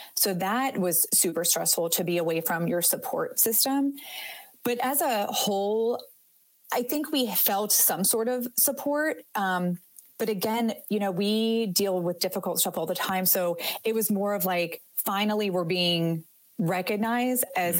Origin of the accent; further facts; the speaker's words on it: Northeast Ohio, United States; moved away as an adult; also born or lived in Houston, Texas; I grew up in Ohio, very northeast, almost into Pennsylvania.